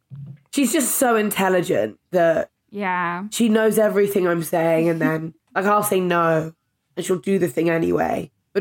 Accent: London, United Kingdom; as a Londoner, I can't help it.

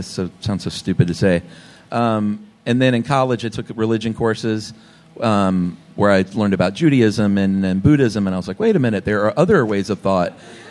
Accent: the South, United States; I was raised in the South, Southern Baptist.

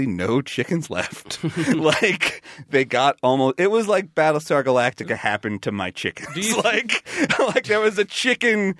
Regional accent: Long Island, New York, United States; we had chickens in my backyard when I was growing up on Long Island

